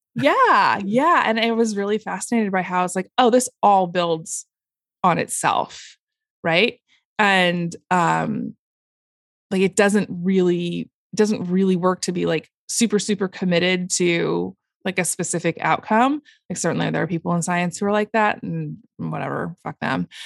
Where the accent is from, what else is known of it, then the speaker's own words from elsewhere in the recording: Portland, United States; I uh, grew up, was born and raised in Portland